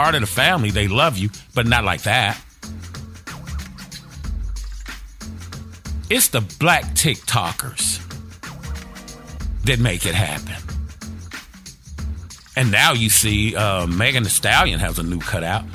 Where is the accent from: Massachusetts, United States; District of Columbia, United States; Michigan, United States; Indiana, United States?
Indiana, United States; Gary; I'm from Gary, Indiana, a labor union town